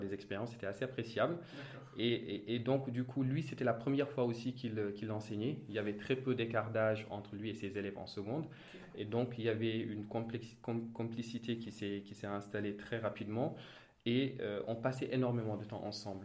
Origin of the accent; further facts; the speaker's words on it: Thiès, Senegal; je suis né à Thiès, j'ai grandi à Thiès, plus précisément dans un quartier populaire qui s'appelle Cité Lamy.